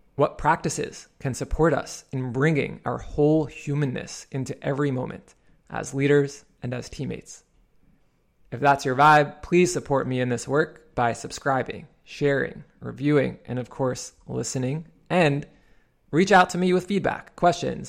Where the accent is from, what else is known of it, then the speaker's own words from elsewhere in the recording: New York City, New York, United States; I was a shy boy growing up in Queens, New York